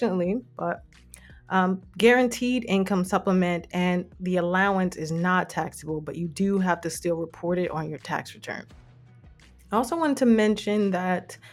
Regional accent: United States; now in Canada; I'm from the States

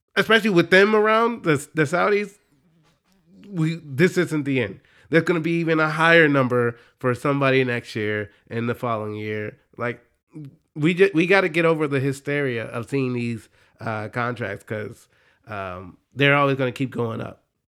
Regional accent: Dallas, Texas, United States; I grew up in Dallas

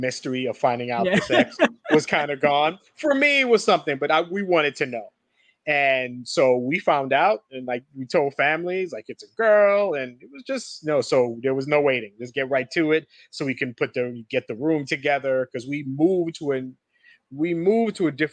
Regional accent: New Jersey, United States; we're from New Jersey

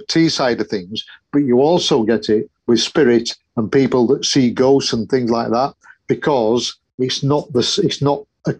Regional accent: Yorkshire and the Humber, United Kingdom; I'm a Yorkshireman

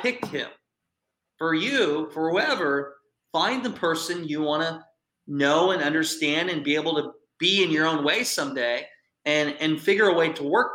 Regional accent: Iowa, United States; I grew up in Iowa.

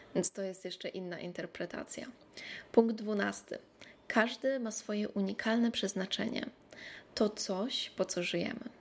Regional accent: Poland; moved away; kiedy ja wracam do Polski, do moich starych przyjaciół

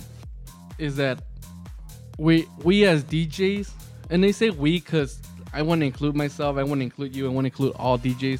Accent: El Paso, Texas, United States; We're from El Paso, Texas. So we don't got clubs.

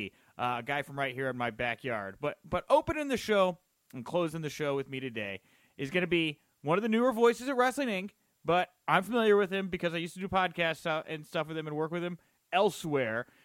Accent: Texas, United States; I'm from Texas, and we like to shorten things

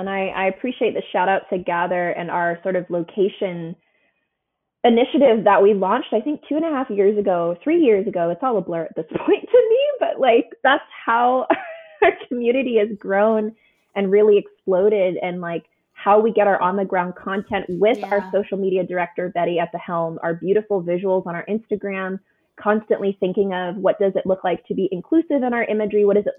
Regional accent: Houston, Texas, United States; Like I'm coming from Houston, from Texas.

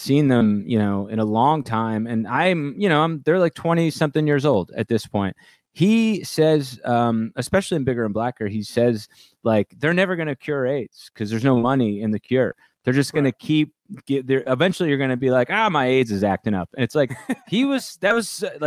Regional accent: New Jersey, United States; I grew up in North Jersey

